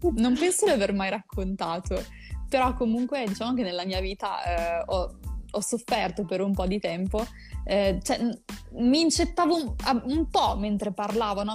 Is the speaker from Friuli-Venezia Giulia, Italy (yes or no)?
no; Rimini, Emilia-Romagna, Italy; io sono di Rimini